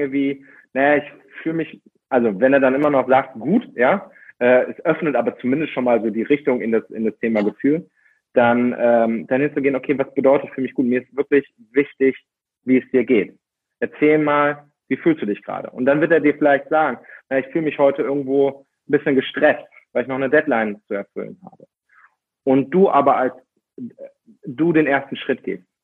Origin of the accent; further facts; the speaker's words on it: Austria; Und ich komme aus Österreich und dort haben wir einige Berge